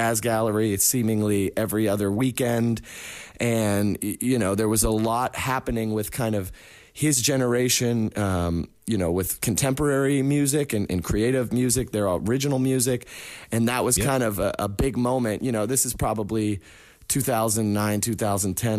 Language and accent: English; Pittsburgh, Pennsylvania, United States; growing up in Pittsburgh